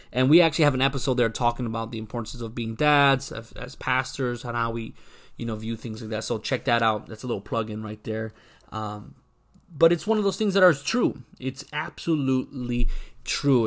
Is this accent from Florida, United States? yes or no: yes; Broward County, South Florida, United States; Puerto Rican guy, born and raised in South Florida, Broward County